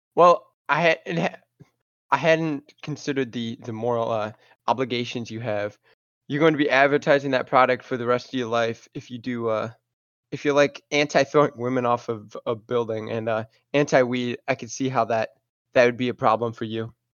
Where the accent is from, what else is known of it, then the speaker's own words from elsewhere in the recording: Alabama, United States; I'm from Alabama, and I'm and University of Alabama fan.